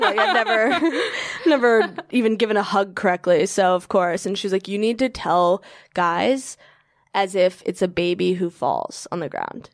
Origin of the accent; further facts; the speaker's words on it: Virginia, United States; I'm from Virginia